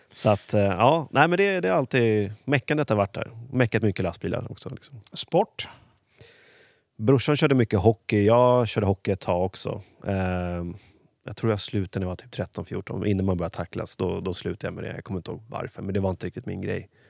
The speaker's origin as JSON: {"language": "Swedish", "town": "Huddinge", "region": "Stockholm County", "country": "Sweden", "tie": "born or raised there", "said": "är uppvuxen i Huddinge."}